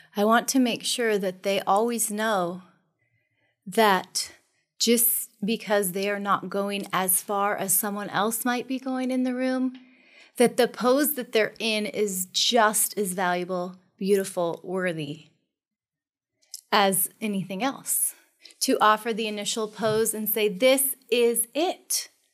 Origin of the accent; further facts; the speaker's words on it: Monroe, Washington, United States; I am from Monroe. I'm a country girl